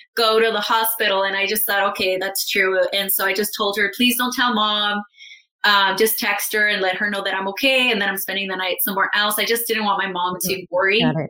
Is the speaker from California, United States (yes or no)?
yes; Calexico, California, United States; I moved in with my mom in my hometown, Calexico, in the Imperial Valley. It's a border town to Mexico, Mexicali.